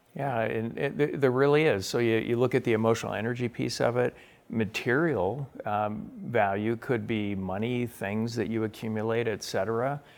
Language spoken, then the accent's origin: English; Spokane, Washington, United States; I grew up in Spokane, Washington